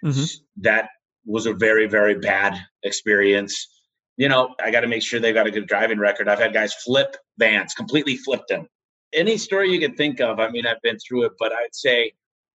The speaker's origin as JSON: {"language": "English", "region": "Michigan", "country": "United States", "moved": "yes", "said": "I'm from Michigan originally, moved out here"}